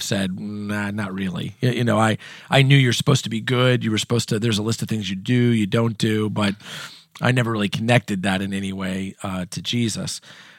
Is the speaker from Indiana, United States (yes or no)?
yes; Indiana, United States; I'll just start with, I am from Southern Indiana. My family moved a couple of times when I was a kid growing up, but when I was in eighth grade, we moved to Southern Indiana, and that's where my family still is.